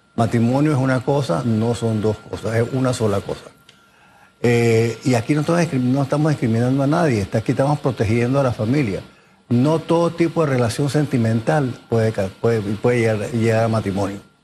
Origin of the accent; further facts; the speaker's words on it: Panama; Yo soy panameño, yo soy orgullosamente panameño